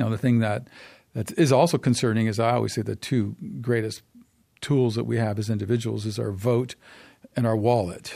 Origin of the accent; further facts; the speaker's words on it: Canada; as a Canadian